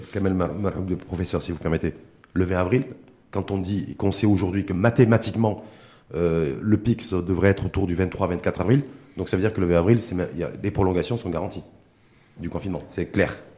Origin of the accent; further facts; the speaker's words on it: Morocco; chez nous au Maroc